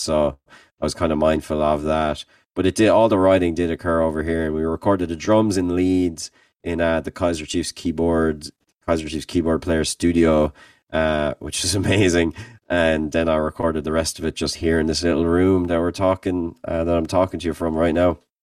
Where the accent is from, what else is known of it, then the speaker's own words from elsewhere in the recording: Limerick, Munster, Ireland; moved away as an adult; now in Kent, Ohio, United States; as a band, we're from Limerick